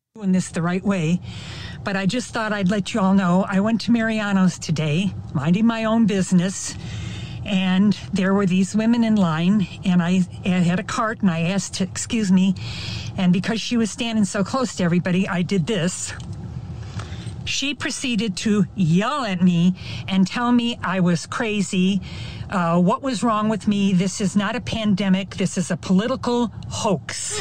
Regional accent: Chicago, Illinois, United States; I'm almost seventy-five, but I'm from Chicago

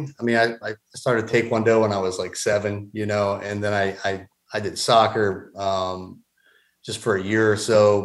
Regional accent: Doylestown, Pennsylvania, United States; now in Georgia, United States; I was born and raised in a small town about 45 minutes north of Philadelphia. I call it Doylestown.

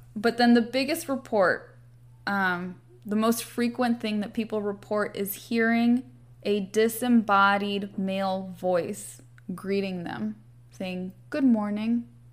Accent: Santa Monica, California, United States; I'm from Santa Monica, so I grew up going by this very iconic, uh, bright blue and yellow Art Deco building

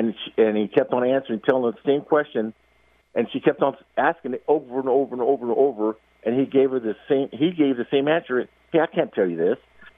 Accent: California, United States; also born or lived in Texas; I was born in Texas, but I've been in California since my dad was in the military for almost the rest of my life, almost 64 years.

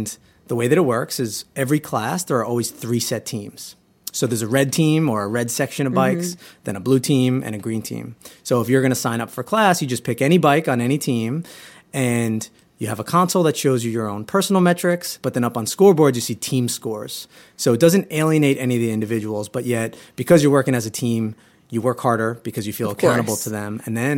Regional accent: Huntington, New York, United States; my other co-founders, John Henry and Chelsea, who I actually grew up with, we're all from Huntington, Long Island.

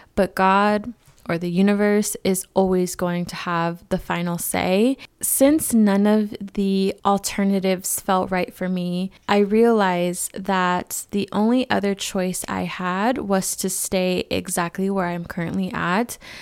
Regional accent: California, United States; now in Arizona, United States; California, where I'm originally from. Not to my hometown, but another city in California.

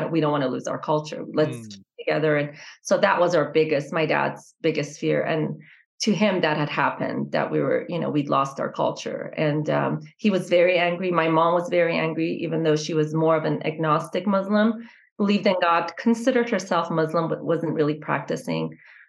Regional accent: Boise, Idaho, United States; also born or lived in Iran / California; coming to Boise where there was really no diversity. And so I grew up in Boise.

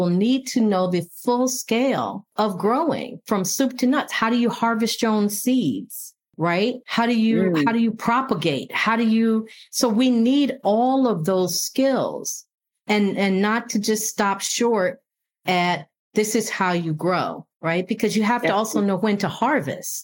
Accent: Buffalo, New York, United States; moved away; also born or lived in rural Virginia; I grew up in Buffalo, New York, but I also grew up in rural Virginia

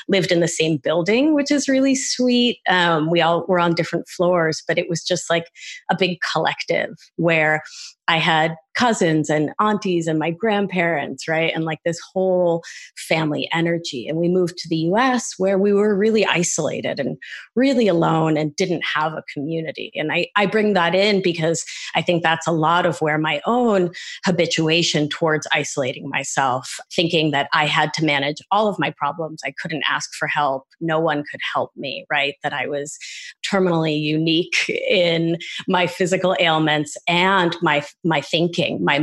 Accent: Providence, Rhode Island, United States; also born or lived in Argentina; I grew up right down the street from Moses Brown

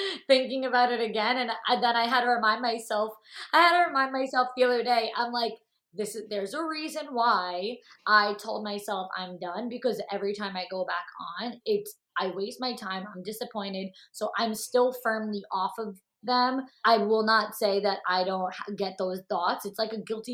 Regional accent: New York, United States; now in Hoboken, United States; I'm from New York. I live in Hoboken, New Jersey now

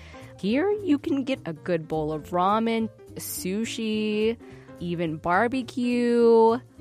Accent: Huntsville, Alabama, United States; now in Chicago, United States; my hometown of Huntsville, Alabama.

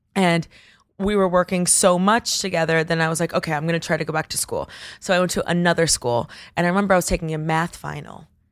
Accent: Coral Gables, Florida, United States; also born or lived in Bogota, Colombia; now in New York, United States; I grew up in, at Coral Gables, but Miami is extremely diverse

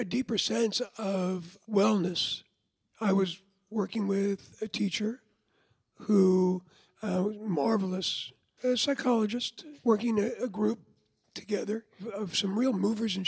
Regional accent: Levittown, New York, United States; born or raised there; also born or lived in Lower East Side, Manhattan

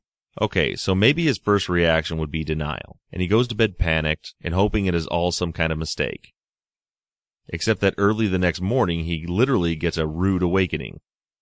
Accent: Nashville, Tennessee, United States; I'm from Nashville, and I graduated in 2000. I went to college in Bowling Green, Kentucky.

